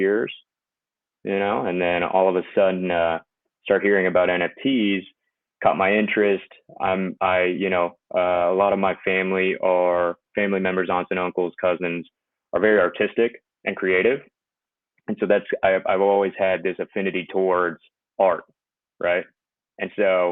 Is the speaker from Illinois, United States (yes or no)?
no; Houston, Texas, United States; I'm from Texas, Houston.